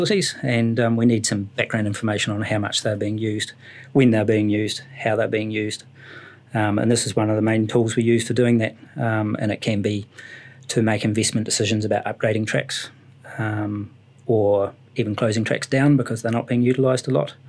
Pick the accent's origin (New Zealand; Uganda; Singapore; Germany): New Zealand; Ashburton, Canterbury; I was brought up in Ashburton, where there's not an awful lot of wildlife